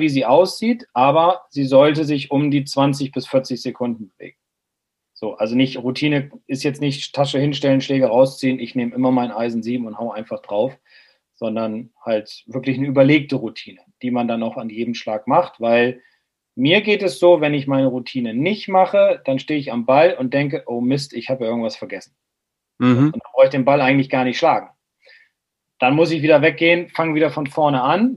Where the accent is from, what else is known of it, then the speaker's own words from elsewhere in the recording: Bremen, Germany; bin Bremer